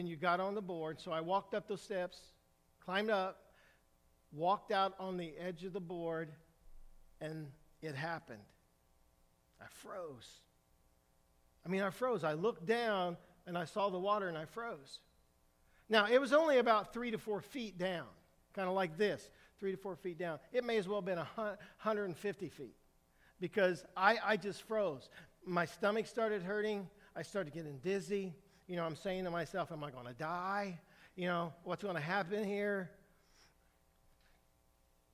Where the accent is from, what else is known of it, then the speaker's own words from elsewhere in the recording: Brazil, Indiana, United States; I grew up in the Midwest. I grew up in Indiana